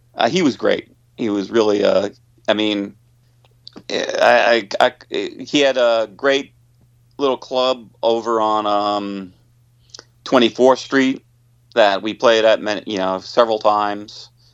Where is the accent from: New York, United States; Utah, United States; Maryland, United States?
New York, United States; Long Island; now in New York City, United States; I was born on Long Island